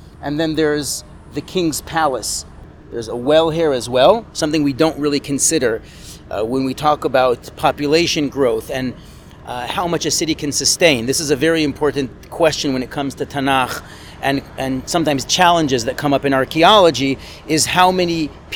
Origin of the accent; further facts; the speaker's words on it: Jerusalem, Jerusalem District, Israel; I grew up in the Rova